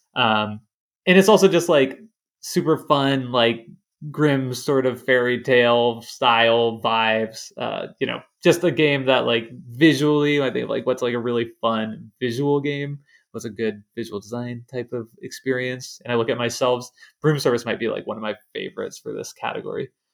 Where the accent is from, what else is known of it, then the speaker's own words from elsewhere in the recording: Lawrence, Kansas, United States; I grew up in Lawrence, Kansas, which is like home of the Kansas Jayhawks